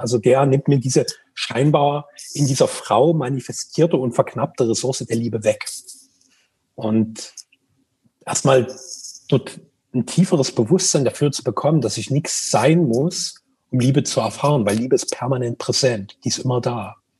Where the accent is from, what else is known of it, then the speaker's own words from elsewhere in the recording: Greater Dresden area, Saxony, Germany; Wir kommen ja beide aus dem Großraum Dresden